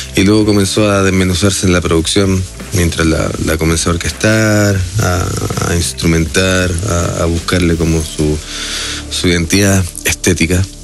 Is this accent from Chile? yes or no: yes; Chile; soy de Chile